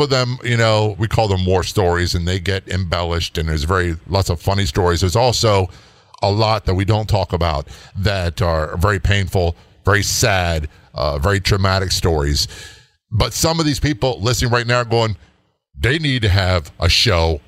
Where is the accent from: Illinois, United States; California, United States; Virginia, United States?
Virginia, United States; I grew up in Virginia